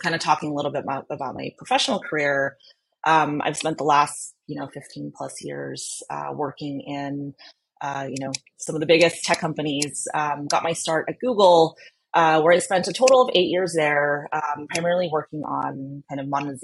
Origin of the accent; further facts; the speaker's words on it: California, United States; also born or lived in Philippines; I grew up here in California, but was born in the Philippines, and so my family and I immigrated to the U.S. when I was 5